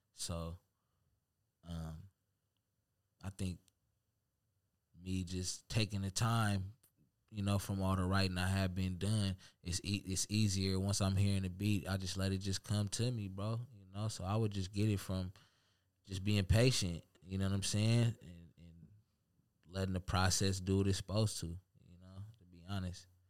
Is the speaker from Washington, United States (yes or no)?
yes; Seattle, Washington, United States; now in Tacoma, United States; I'm from the town